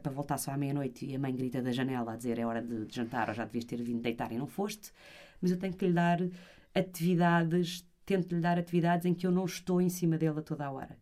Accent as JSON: {"language": "Portuguese", "town": "Porto", "region": "Norte", "country": "Portugal", "said": "eu sou do Porto"}